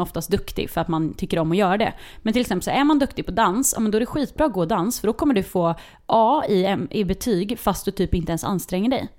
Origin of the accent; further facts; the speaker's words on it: Linköping, Östergötland, Sweden; det fanns på två skolor i Linköping där jag växte upp